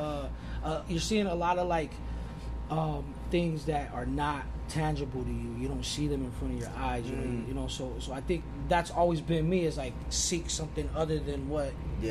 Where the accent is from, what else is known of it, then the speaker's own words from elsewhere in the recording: Los Angeles, California, United States; Growing up on the West Coast